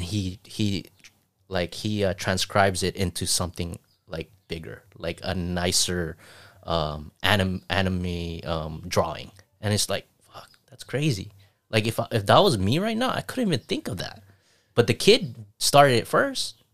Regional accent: Saipan, Northern Mariana Islands; moved away

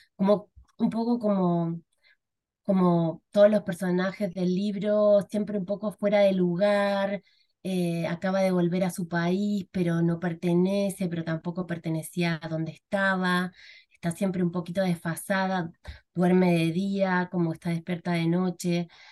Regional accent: Argentina; moved away as an adult; now in Chile; soy argentina

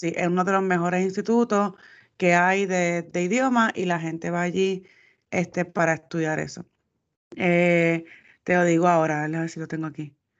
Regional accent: Puerto Rico; los puertorriqueños somos

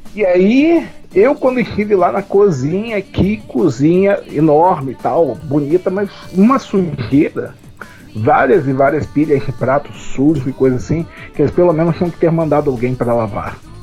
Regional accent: Rio de Janeiro, Brazil; moved away as an adult; now in Paraná, Brazil; Eu venho do Rio de Janeiro e moro no Paraná

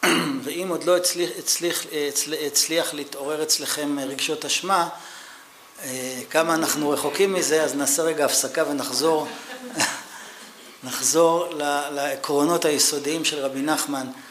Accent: Israel; אני ישראלי

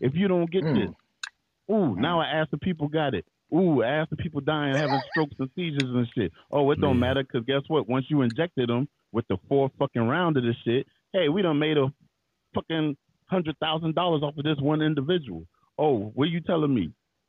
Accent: Charleston, South Carolina, United States; Born and raised in Charleston, South Carolina.

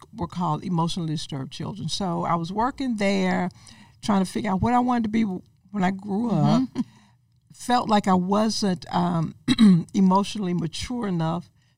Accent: Mobile, Alabama, United States; my neighborhood in Crichton. I grew up in Crichton

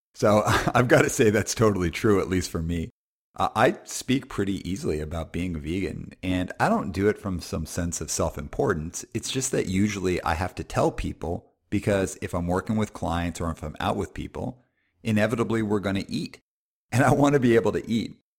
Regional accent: Calgary, Alberta, Canada; moved away; also born or lived in West Coast; even though I, I live on the West Coast, I grew up in Calgary

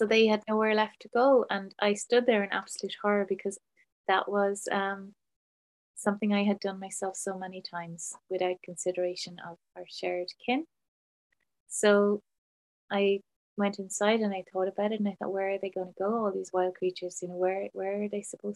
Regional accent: Ireland; I grew up in Ireland in a small farm

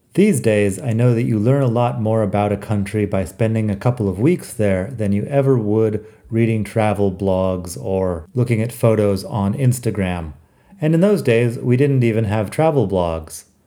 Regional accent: Arizona, United States; moved away as an adult; now in Madrid, Spain; my middle class life growing up in the Arizona desert

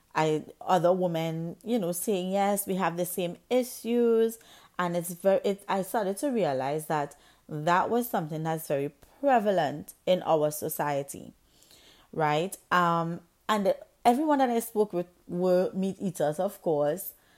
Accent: Trinidad & Tobago; I grew up in the Caribbean island of Trinidad and Tobago

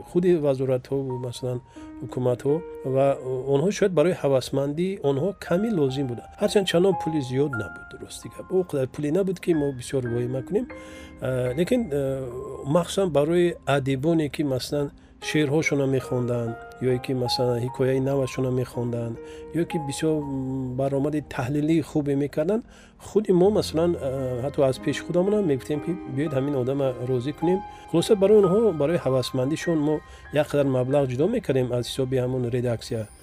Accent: Vakhsh, Khatlon, Tajikistan; also born or lived in Dushanbe; як тақрибан як километр поёнтар маҳаллаи якачинор мегуфтанд дар ҳамон ҷо мо зиндагӣ мекардем дар ҳамин ҷо ба дунё омадем

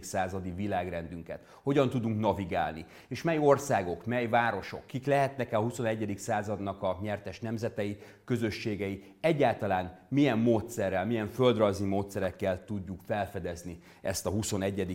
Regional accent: Hungary; Magyarországról, egy magyar geográfusként

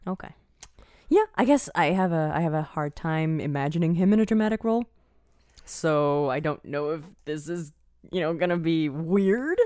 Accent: Eastern Time Zone, United States; moved away; I grew up in the Eastern time zone, and when I moved to the Central time

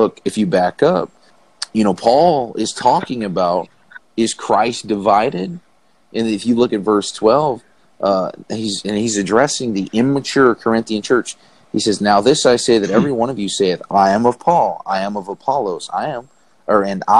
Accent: the South, United States; growing up in the South where there was a Baptist behind every door

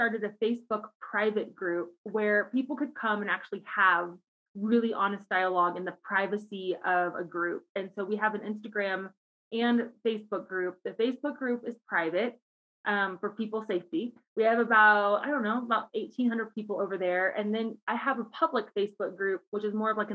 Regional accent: Cincinnati, Ohio, United States; moved away as an adult; now in Colorado Springs, United States; I'm originally from Cincinnati, Ohio, grew up there my whole life

